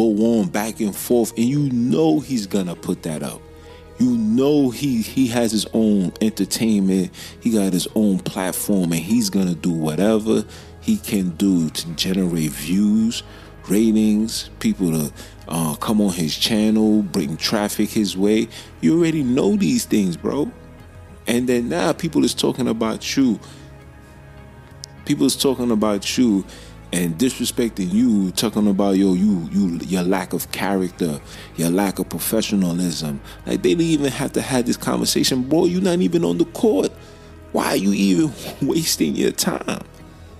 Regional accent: New York City, New York, United States; you in Brooklyn. You in my hometown

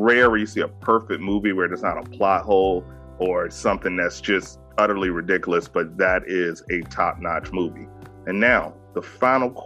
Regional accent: Virginia, United States; I'm born and raised in Virginia, so I'm a down south boy, country boy.

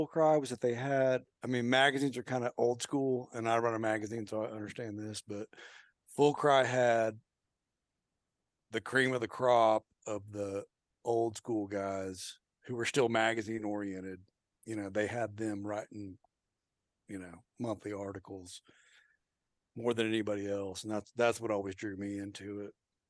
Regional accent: Oklahoma, United States; And I'm from Oklahoma, so I got to throw out Ed Abel.

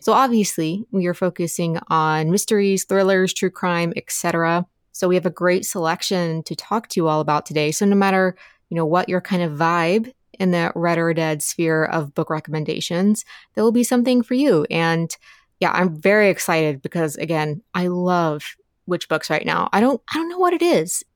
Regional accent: Appalachia, United States; I grew up in Appalachia

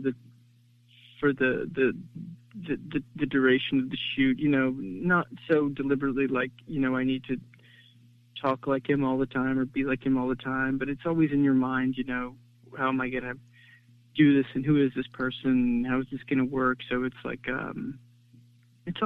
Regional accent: United States; I grew up just outside New York City in a town that was mostly

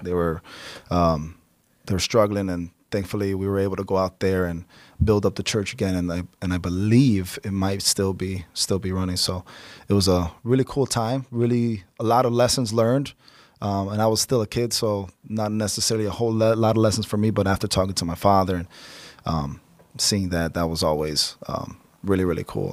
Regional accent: Cleveland, Ohio, United States; also born or lived in Chicago, Illinois; we moved out to Cleveland about when I was around four.

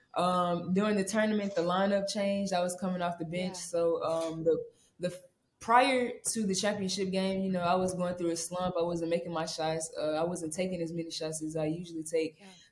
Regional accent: Memphis, Tennessee, United States; now in Baton Rouge, United States; I think I'm going to get the key to the city in Memphis. So let's go. Yeah, I can't wait to go back to my hometown.

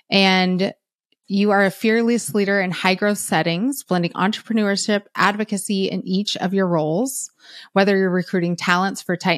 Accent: San Francisco, California, United States; I'm from Cali. I'm from NorCal, San Francisco area.

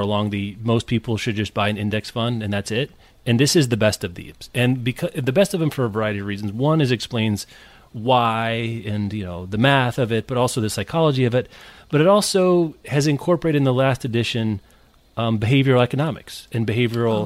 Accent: Kansas, United States; I'm from Kansas

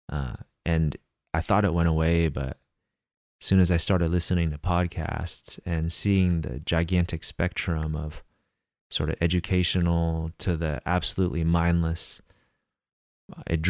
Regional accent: Northern California, United States; since I've moved back to my hometown in Northern California

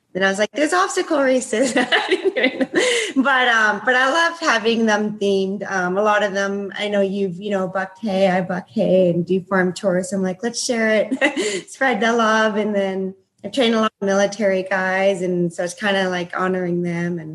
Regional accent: Canada; now in Bend, United States; I am a Canadian originally. I live in Bend, Oregon.

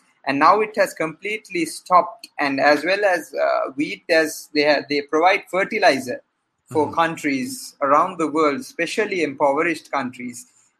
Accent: Sri Lanka

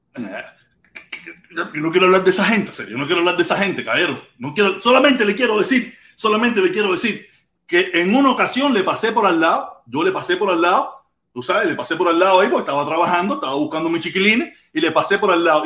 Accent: Cuba; now in United States; la mayoría de todos los cubanos que estamos en los Estados Unidos, yo puedo poner que el 98, 97% somos cubanos que nos acogimos a una ley de refugiados

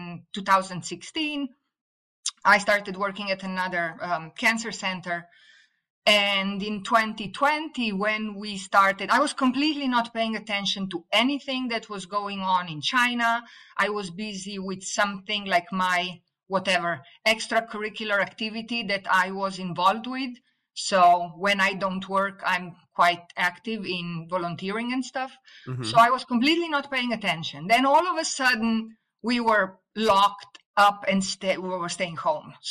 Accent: Slovenia; first language Slovene; English is a second language; moved away as an adult; also born or lived in Italy; now in United States; I studied biology in Italy, although I was born in Yugoslavia before it became Slovenia

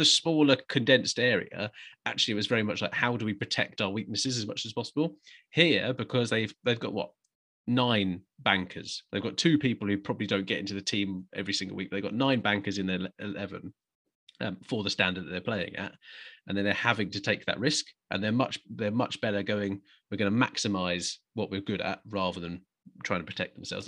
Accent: England, United Kingdom; as an Englishman

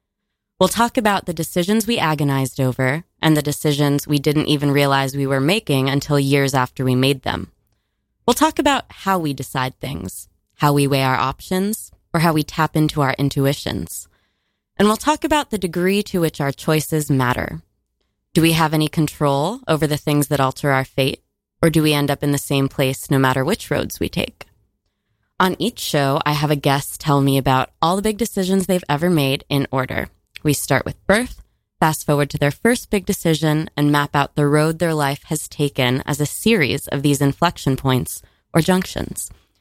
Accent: Miami, Florida, United States; I'm from Miami, which, like, as a place shouldn't exist, probably.

